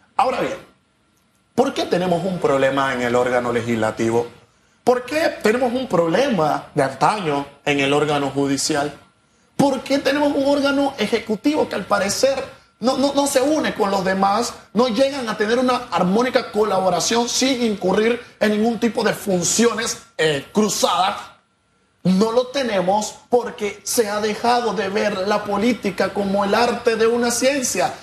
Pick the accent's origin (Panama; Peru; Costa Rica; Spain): Panama; Nosotros los panameños